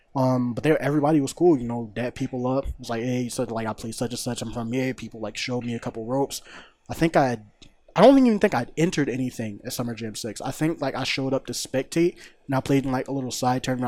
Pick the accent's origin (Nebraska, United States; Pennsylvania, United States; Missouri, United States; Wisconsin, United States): Pennsylvania, United States; Philadelphia; University Pinball Fortieth Street, um, in my hometown